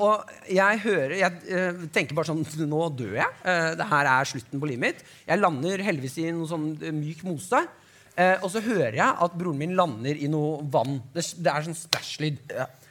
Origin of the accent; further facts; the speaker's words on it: Nesodden, Akershus, Norway; jeg er fra Nesodden